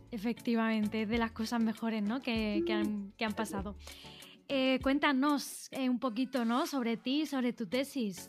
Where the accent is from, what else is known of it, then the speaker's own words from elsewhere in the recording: Spain; moved away as an adult; also born or lived in Naples; fue Madrid, fue mi, mi país de origen